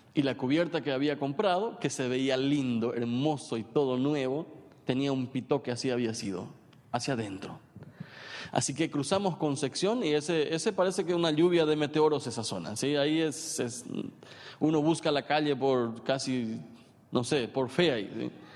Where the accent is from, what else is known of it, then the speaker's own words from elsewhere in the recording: San Pedro Department, Paraguay; yo soy de San Pedro